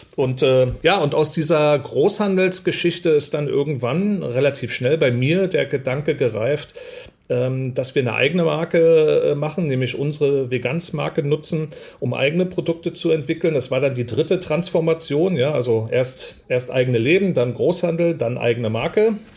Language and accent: German; East Germany, Germany; bin ich äh, in der DDR groß geworden, ähm, also in Ossi